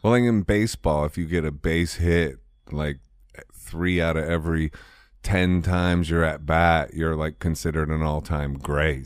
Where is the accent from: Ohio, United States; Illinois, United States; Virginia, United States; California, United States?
Ohio, United States; I'm from Ohio